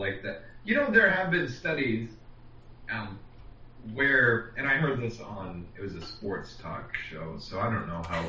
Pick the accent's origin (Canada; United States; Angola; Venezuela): United States; Kansas; I'm from Kansas.